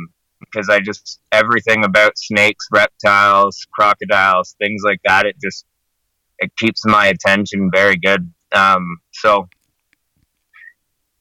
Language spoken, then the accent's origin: English; Canada; I'm from Canada